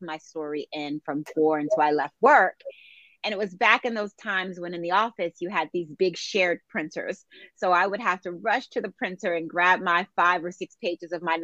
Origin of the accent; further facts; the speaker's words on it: Philadelphia, Pennsylvania, United States; I grew up in Philadelphia